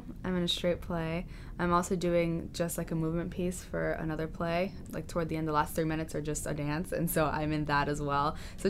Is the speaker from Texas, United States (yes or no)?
yes; Houston, Texas, United States; moved away as an adult; now in New York, United States; I'm from Houston, Texas.